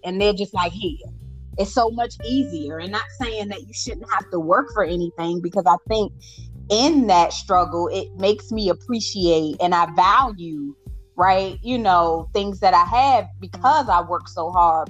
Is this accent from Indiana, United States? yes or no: no; Washington, District of Columbia, United States; I came from Ward 8 from one of the poorest of poor